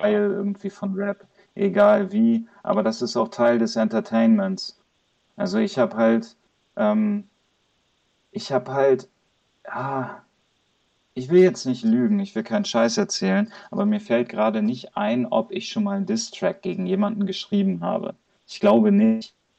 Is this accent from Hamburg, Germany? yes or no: yes; Hamburg, Germany; Ich komme aus Hamburg